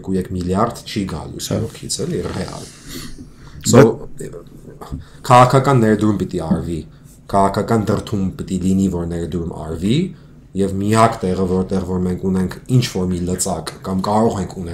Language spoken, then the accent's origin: Armenian; Armenia; Ես ես հայաստանցի եմ։ Ուղղակի պասպորտս հայկական չի, ամերիկյան է